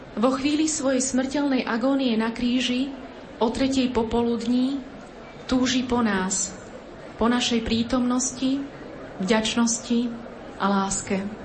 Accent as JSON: {"language": "Slovak", "country": "Poland", "said": "U nás v Polsku, v Krakove"}